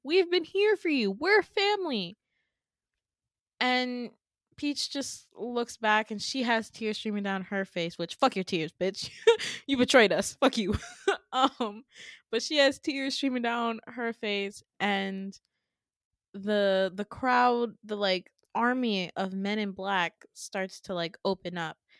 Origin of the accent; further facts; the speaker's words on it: Midwest, United States; I'm from the Midwest